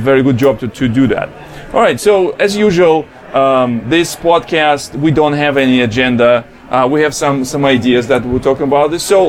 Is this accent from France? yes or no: no; Russia; accent: heavy Russian accent; English is a second language; our voices in English with heavy Russian accent